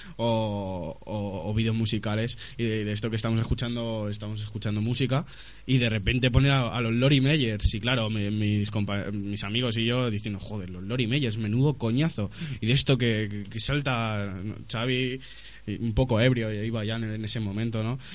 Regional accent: Madrid, Community of Madrid, Spain; Madrid con Z, por supuesto, como buen madrileño que soy.

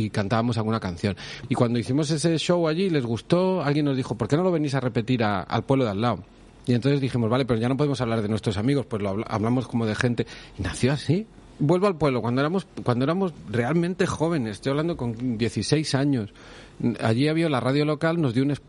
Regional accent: Cardona, Catalonia, Spain; mi pueblo, en Cardona, había, eh, siempre ha habido mucha, mucha movida cultural.

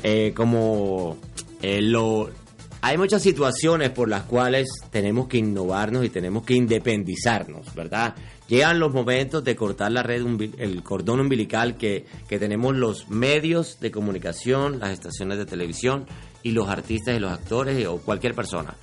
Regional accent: Barranquilla, Atlántico, Colombia; accent: barranquillero; now in Miami, United States; yo soy barranquillero. Nací en Barranquilla, ya tengo mis añitos

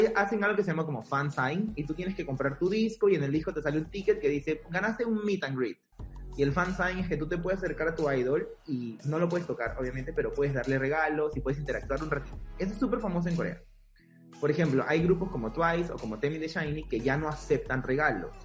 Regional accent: Peru; nosotros también como peruanos

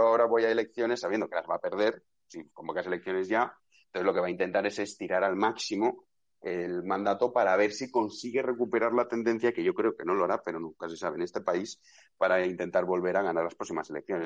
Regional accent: Valencian Community, Spain; yo por ejemplo soy valenciano

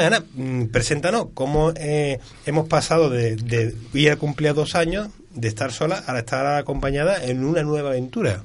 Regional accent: Seville, Andalusia, Spain; Yo que soy de, la Trinidad y que soy de la, de la Macarena, del barrio de la Macarena

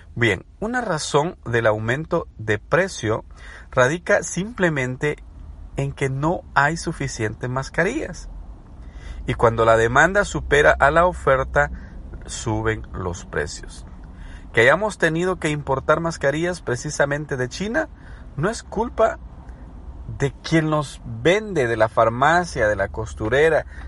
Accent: El Salvador; moved away as an adult; now in United States; soy salvadoreño, pero residente en Estados Unidos de hace más ya de una década que vivo acá

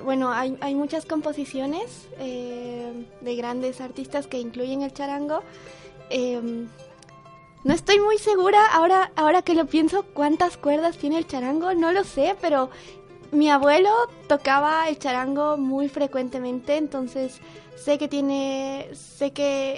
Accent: Potosí, Bolivia; yo nací en Potosí, pero no vivo en Potosí, pero sí a dos horas de Potosí

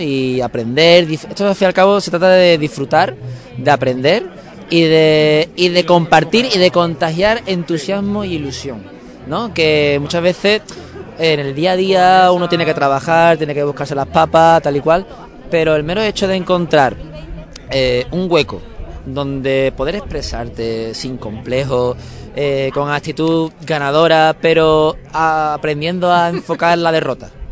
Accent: Seville, Andalusia, Spain; moved away as an adult; also born or lived in Málaga; soy de Sevilla, pero durante seis meses viví en Málaga

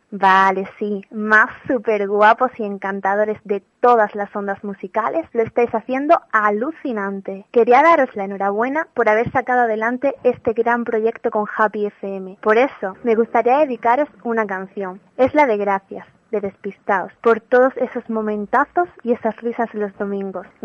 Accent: Almería, Andalusia, Spain; moved away as an adult; now in Granada, Spain; una almeriense que estudia aquí, en Granada

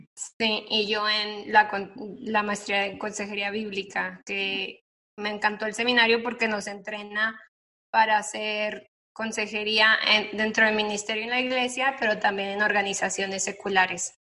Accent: Torreón, Coahuila, Mexico; moved away as an adult; now in Dallas, United States; yo soy de Torreón, Coahuila, del norte de México, vivo el norte

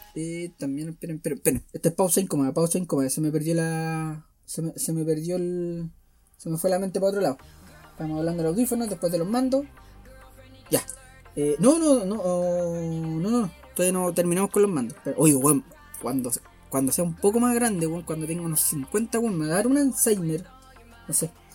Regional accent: Chile; nosotros, por lo menos los chilenos

